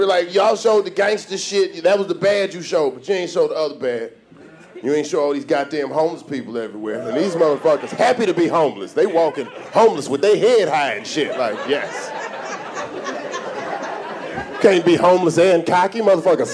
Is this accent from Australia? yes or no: no; the South, United States; I'm from the South